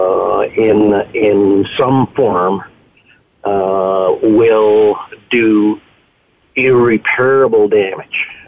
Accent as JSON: {"language": "English", "country": "Canada", "said": "I'm a Canadian citizen"}